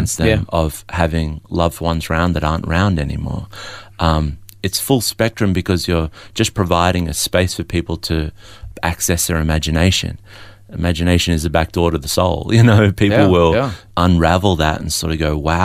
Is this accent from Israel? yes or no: no; Melbourne, Victoria, Australia; also born or lived in Adelaide; I was born in Adelaide but raised in Melbourne.